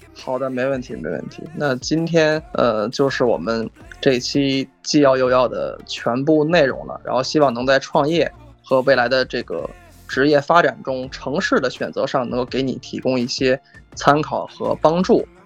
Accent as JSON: {"language": "Chinese", "region": "Beijing", "country": "China", "said": "我个人作为北京人，在北京生活了很多年"}